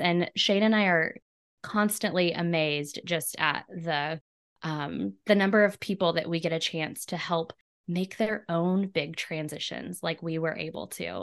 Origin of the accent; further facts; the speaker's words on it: Clinton, Missouri, United States; I'm in my hometown of Clinton, Missouri. I'm actually sitting in the room that was my nursery when I was a baby